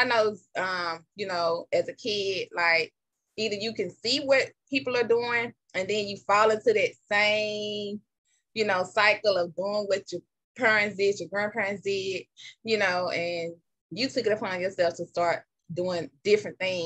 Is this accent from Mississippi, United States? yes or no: yes; Jackson, Mississippi, United States; now in Atlanta, United States; I was born in Jackson, Mississippi.